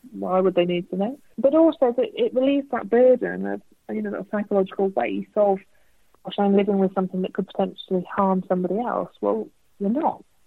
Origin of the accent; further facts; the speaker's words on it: United Kingdom; we are British